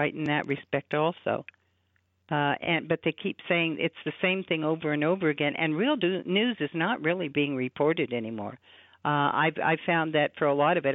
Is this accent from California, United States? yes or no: yes; Southern California, United States; moved away; I grew up in California, in Southern Cal